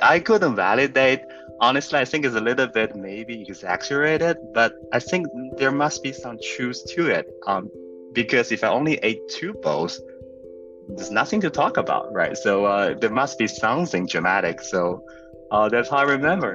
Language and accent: English; central China, China; moved away; I grew up in a you know maybe we use this term like a tier right? It will be a tier four city. Uh, in somewhere in central China, it's called Zhaoyang